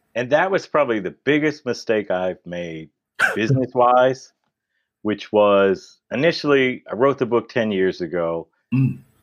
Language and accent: English; Detroit, Michigan, United States; there are these white kids that are growing up in Detroit, which is a predominantly black city. Mm-hmm. And then all the grade school, the grade school and high school that we went to, they are the minorities.